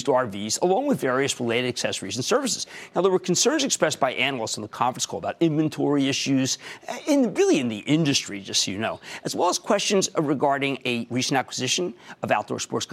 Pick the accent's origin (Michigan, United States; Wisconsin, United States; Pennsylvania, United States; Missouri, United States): Pennsylvania, United States; Philadelphia; accent: Philadelphia; also born or lived in New Jersey; my Philadelphia accent